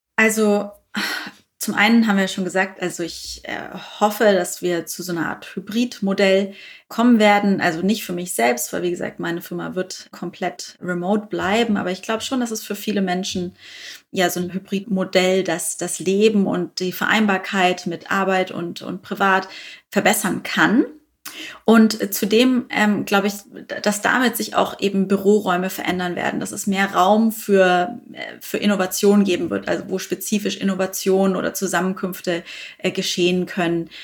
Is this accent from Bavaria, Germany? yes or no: yes; Bavaria, Germany; now in Berlin, Germany; ich bin ja Bayerin eigentlich. Insofern äh, zieht es mich dann doch öfters mal in meine alte Heimat